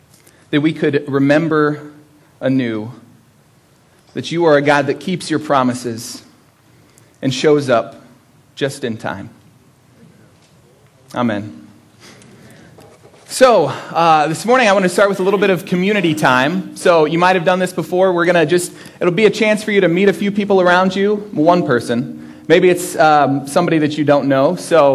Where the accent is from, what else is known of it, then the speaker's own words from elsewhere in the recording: Florida, United States; moved away; I grew up in Florida, and Christmas is a little bit different down there.